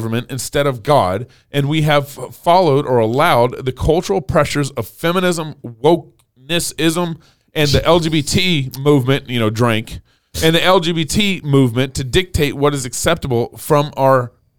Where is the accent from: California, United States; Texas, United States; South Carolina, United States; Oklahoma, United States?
Texas, United States; I'm from Texas. You say drank.